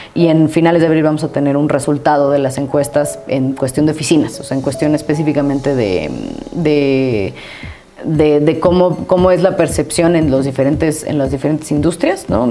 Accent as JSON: {"language": "Spanish", "country": "Mexico", "also_born_or_lived": "Costa Rica", "moved": "as an adult", "said": "me salí de México"}